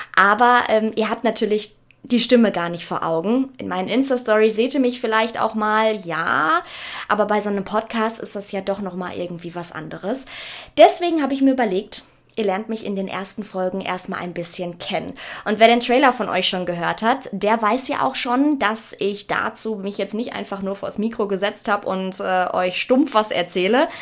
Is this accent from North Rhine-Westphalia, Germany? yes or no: yes; Ruhr area, North Rhine-Westphalia, Germany; accent: Ruhrpott; ich komme aus dem wunder wunderschönen Ruhrgebiet.